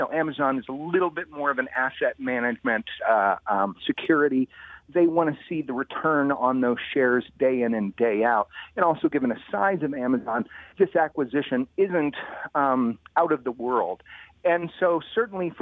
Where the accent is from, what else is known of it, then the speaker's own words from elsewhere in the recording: Washington, District of Columbia, United States; I'm from Washington, D.C.